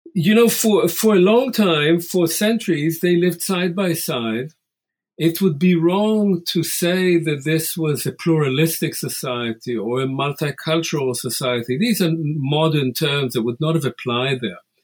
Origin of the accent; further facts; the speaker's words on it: Israel; I was born and raised in Israel um, in the 50s and 60s